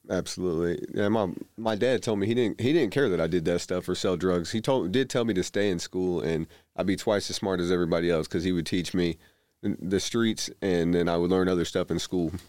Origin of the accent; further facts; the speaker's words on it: Indianapolis, Indiana, United States; I grew up primarily in Indianapolis